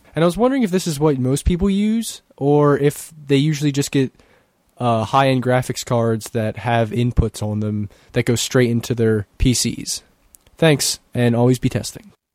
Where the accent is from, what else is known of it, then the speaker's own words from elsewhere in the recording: Christiana, Pennsylvania, United States; from Christiana, P